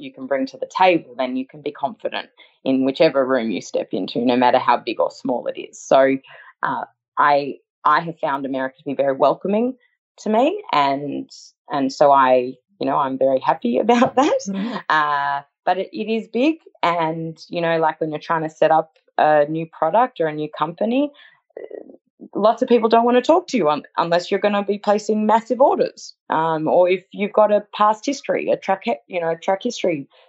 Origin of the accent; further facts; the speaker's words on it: Australia; also born or lived in New York, United States; I moved from New York back to Australia, and I actually lived in Sydney for a year.